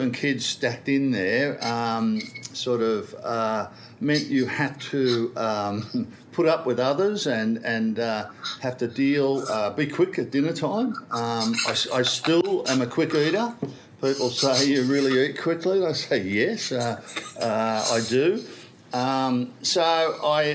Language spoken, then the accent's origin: English; Sydney, New South Wales, Australia; I grew up in Kingsford, a Randwick area